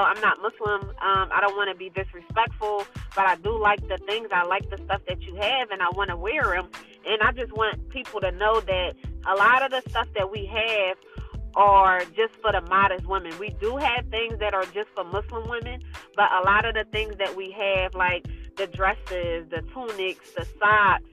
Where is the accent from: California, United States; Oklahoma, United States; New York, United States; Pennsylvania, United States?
Pennsylvania, United States; Philadelphia; I'm from Philadelphia. I'm born and raised in Philadelphia